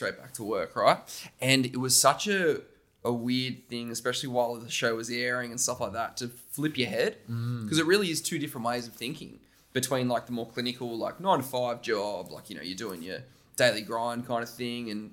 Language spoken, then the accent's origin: English; Wollongong, New South Wales, Australia; Wollongong, by the way, I'm a Wollongong boy, born and bred